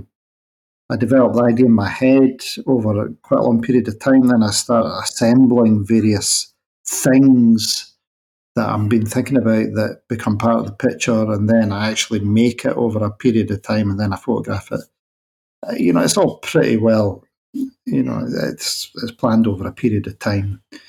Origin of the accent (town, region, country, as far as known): Scotland, United Kingdom